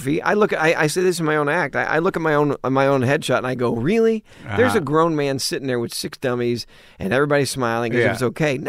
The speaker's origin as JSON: {"language": "English", "town": "Dallas", "region": "Texas", "country": "United States", "tie": "born or raised there", "also_born_or_lived": "Richardson, Texas", "said": "growing up in Dallas and Richardson, Texas"}